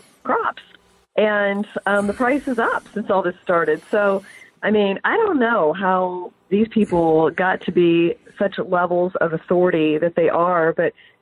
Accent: Kokomo, Indiana, United States; I'm from Kokomo

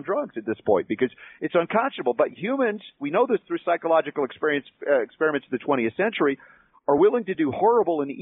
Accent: Georgia, United States; also born or lived in the North (US); Although I was born in the North, I lived in Georgia for 30 years

